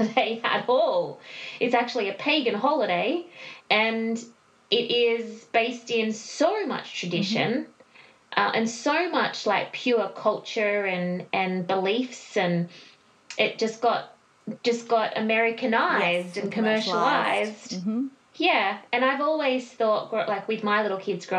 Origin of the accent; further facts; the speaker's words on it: Australia; we are from Australia